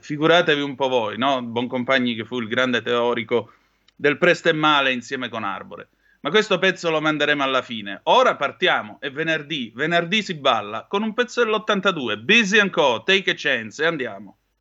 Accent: Vibo Valentia, Calabria, Italy; Io sono di Vibo Valencia, sì signore, con ascendente, oh. ascendenze sicule

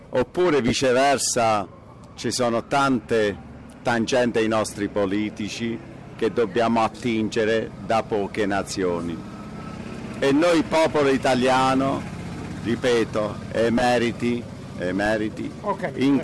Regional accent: Foggia, Apulia, Italy; siccome che so di Foggio voterò di parte.

